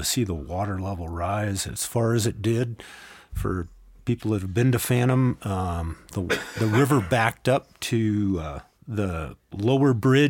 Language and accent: English; San Diego, California, United States; San Diego. I grew up in San Diego.